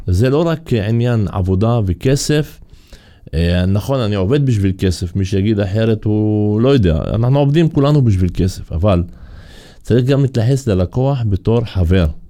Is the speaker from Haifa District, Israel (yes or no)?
yes; Kafr Qara, Haifa District, Israel; אני מכפר קרא